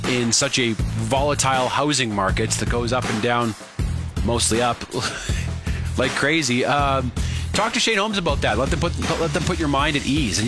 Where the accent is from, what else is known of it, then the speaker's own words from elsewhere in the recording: Saskatoon, Saskatchewan, Canada; now in Calgary, Canada; my hometown of Saskatoon and have my parents pick me up there